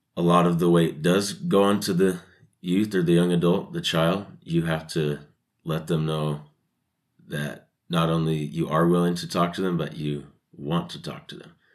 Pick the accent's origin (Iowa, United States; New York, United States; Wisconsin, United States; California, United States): California, United States; Sacramento; moved away as an adult; also born or lived in Utah; I was born and raised in Sacramento, California